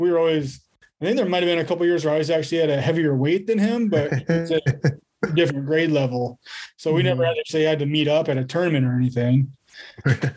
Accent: La Porte City, Iowa, United States; tournament was a Knights Holiday Classic here in my hometown

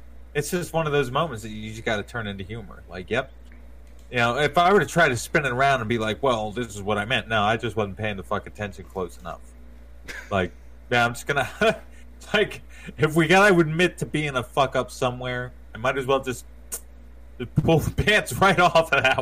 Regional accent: Berkeley Springs, West Virginia, United States; I grew up in Berkeley Springs

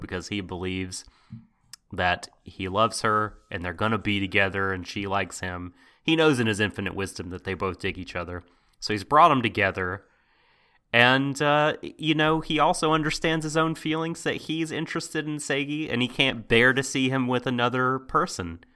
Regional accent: United States; I'm from America.

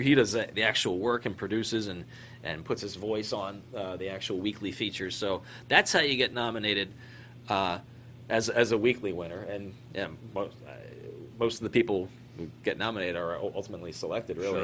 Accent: Maryland, United States; moved away as an adult; also born or lived in Philadelphia, Pennsylvania / Syracuse, New York / Fairbanks, Alaska / Anchorage, Alaska; I grew up in Maryland. I was uh, born in Philadelphia. Grew up in Maryland.

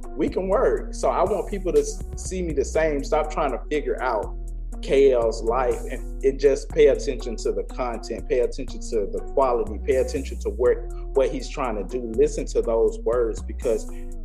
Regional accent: St. Petersburg, Florida, United States; also born or lived in Clearwater, Florida; We're both from St. Petersburg, Clearwater. St. Pete, Clearwater, for the same thing. I lived in St. Pete and born in St. Pete, lived in St. Pete, and I also lived in Clearwater.

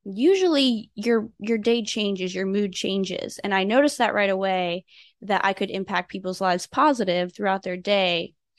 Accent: Fort Drum, New York, United States; also born or lived in Garmisch, Germany; So I'm an Army brat. I was born in Fort Benning, Georgia, and we lived in Garmisch, Germany for a little bit and then ended up in Fort Drum, New York.

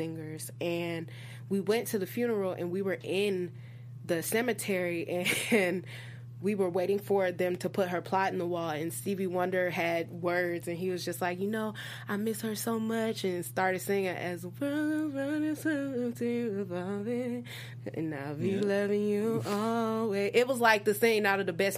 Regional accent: Detroit, Michigan, United States; moved away; I'm from a musical family. I'm from Detroit, Michigan, initially

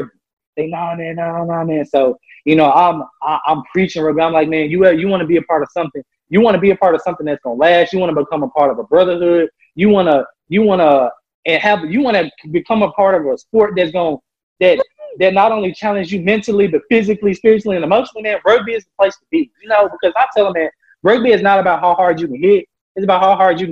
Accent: Memphis, Tennessee, United States; I'm from Memphis, Tennessee

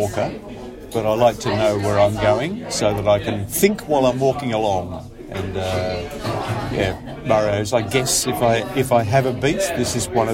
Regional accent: Geelong, Victoria, Australia; moved away as an adult; now in Melbourne, Australia; Basically lived on this side of town since I came from Geelong when I was 18 years old.

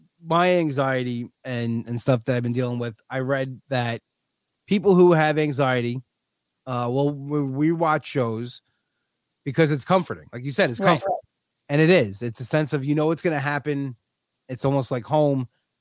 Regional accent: Long Island, New York, United States; I was always a Long Island guy

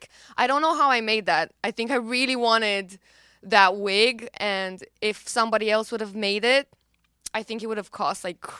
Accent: Romania; accent: Romanian; English is a second language; But then my accent was a bit too Romanian at the time. I had diction lessons in the meantime, and then I started re-recording the song.

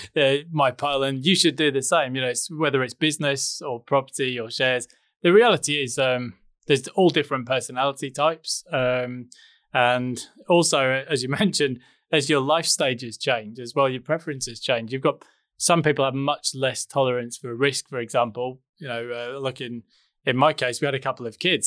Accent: England, United Kingdom; moved away as an adult; now in Noosa Springs, Australia; I'm originally English, as you can hear

